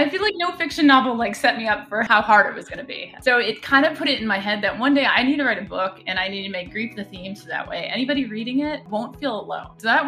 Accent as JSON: {"language": "English", "town": "Chicago", "region": "Illinois", "country": "United States", "tie": "born there", "also_born_or_lived": "Philadelphia / Boston / Chapel Hill", "lives_now": "Seattle, United States", "said": "Where I'm from, I'm a bit of a mutt. I was born in Chicago. I lived in Philadelphia most of my life, and then Boston, and then Chapel Hill, North Carolina, and now I'm in Seattle."}